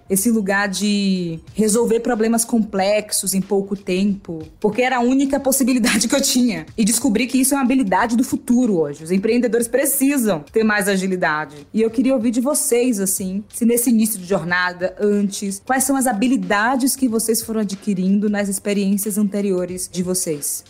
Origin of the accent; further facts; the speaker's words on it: Salvador, Bahia, Brazil; eu sou de Salvador, que eu nasci num bairro grudado no de Maurício, chamado Nordeste de Amaralina